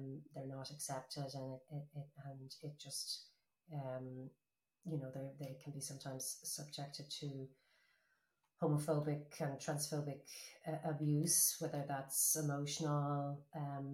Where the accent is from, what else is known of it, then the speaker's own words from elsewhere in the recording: Ireland; my generation experienced growing up in Ireland